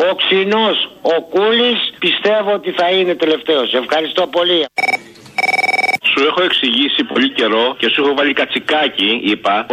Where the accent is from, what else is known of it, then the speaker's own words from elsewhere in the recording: Corfu, Ionian Islands, Greece; Λοιπόν, είμαι από Κέρκυρα, είμαι χασάπη, είμαι στο Βασίλειο